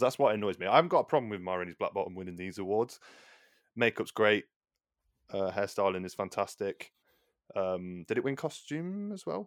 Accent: England, United Kingdom; we're both English

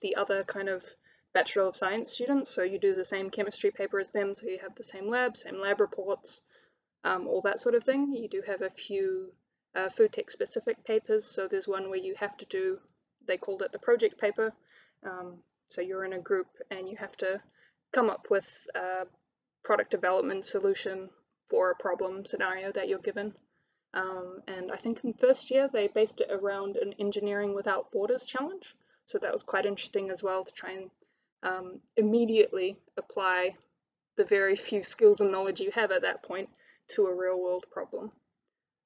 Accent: Hamilton, Waikato, New Zealand; moved away as an adult; also born or lived in Palmerston North; it was quite important not to study in my hometown.

